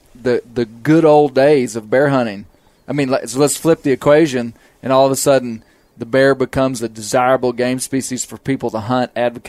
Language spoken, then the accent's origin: English; Arkansas, United States; I'm from Arkansas, a place that people nationally wouldn't know as a bear state.